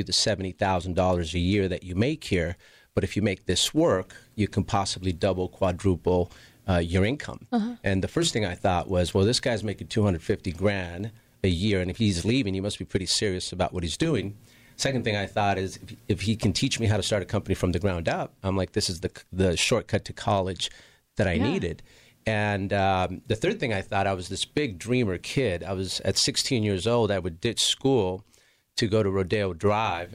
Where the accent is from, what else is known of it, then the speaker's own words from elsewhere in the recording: Los Angeles, California, United States; I grew up in Southeast LA, which is basically next to Watts and Compton